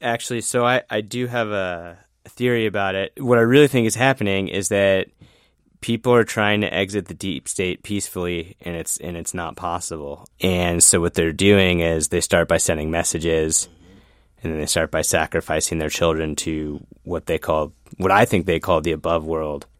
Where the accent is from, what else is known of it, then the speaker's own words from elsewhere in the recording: Sicklerville, New Jersey, United States; moved away as an adult; now in Washington, D.C., United States; I'm actually from a little suburb of Philadelphia called Zicklerville, New Jersey